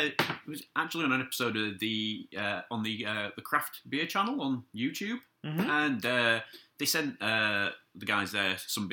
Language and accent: English; Yorkshire and the Humber, United Kingdom; I'm a Yorkshireman.